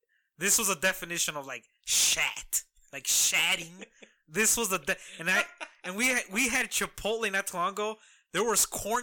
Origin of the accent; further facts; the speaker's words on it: Midwest, United States; as any Midwesterner, blue collar man